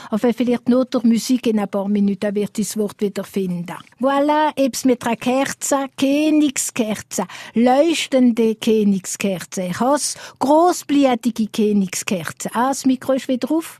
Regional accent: Alsace, Grand Est, France; bei uns im Elsass

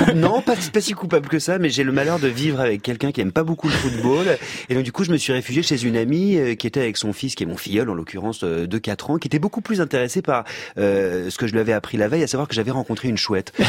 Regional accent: Auvergne-Rhône-Alpes, France; je suis auvergnat

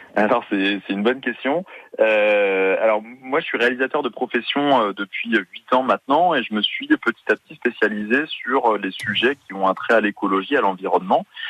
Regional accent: Brittany, France; je suis breton moi-même

